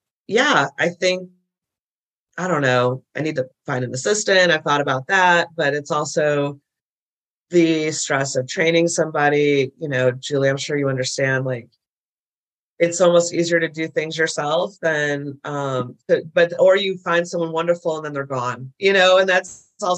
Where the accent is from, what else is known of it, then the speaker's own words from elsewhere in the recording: Midwest, United States; now in Nashville, United States; I grew up in the Midwest, big Catholic family.